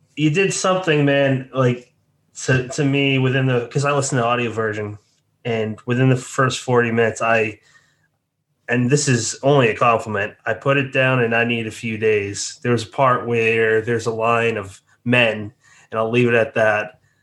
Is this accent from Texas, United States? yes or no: no; Massachusetts, United States; also born or lived in South Jersey; now in New Jersey, United States; near my hometown in Massachusetts